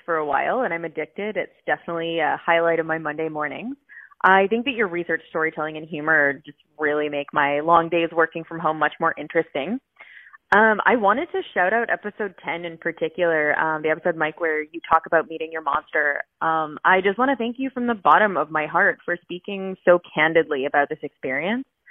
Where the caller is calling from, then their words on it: Vancouver, British Columbia, Canada; I'm calling in from East Vancouver